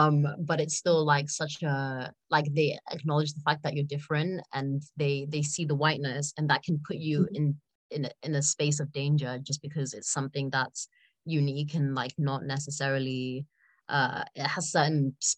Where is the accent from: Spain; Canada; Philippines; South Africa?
South Africa; So I'm South African. I was born there and I spent a lot of my childhood there.